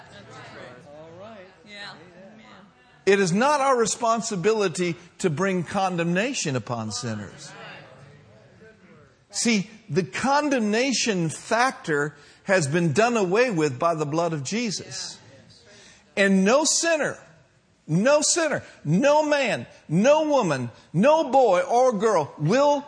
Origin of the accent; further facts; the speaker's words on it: Minneapolis, Minnesota, United States; now in San Jose, United States; I grew up in Minneapolis.